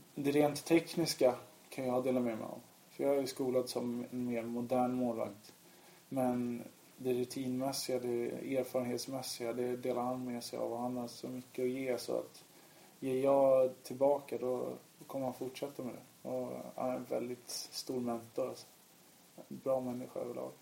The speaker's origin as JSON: {"language": "Swedish", "country": "Sweden", "tie": "born or raised there", "also_born_or_lived": "Lithuania", "said": "jag är uppvuxen i Sverige, uppvuxen med alla svenska traditioner, gått i svensk skola"}